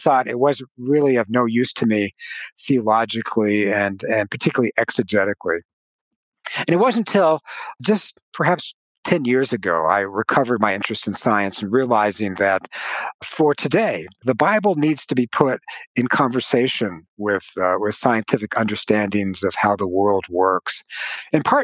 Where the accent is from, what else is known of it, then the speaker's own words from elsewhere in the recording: Tucson, Arizona, United States; I had always been active in my local church in Tucson, Arizona. And so I grew up in the Christian faith by a wonderful church, wonderful parents